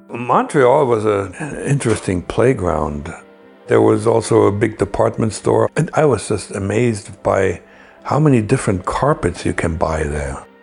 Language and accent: English; Germany; also born or lived in Moscow; he knew I was from West Germany at that point.